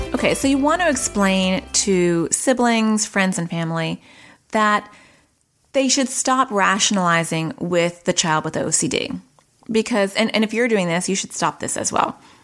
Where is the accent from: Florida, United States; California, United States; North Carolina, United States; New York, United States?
New York, United States; now in Arizona, United States; I'm from, I was born in New York and I live in Arizona